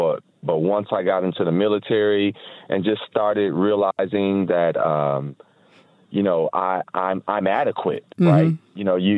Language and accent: English; Toledo, Ohio, United States; Toledo, Ohio.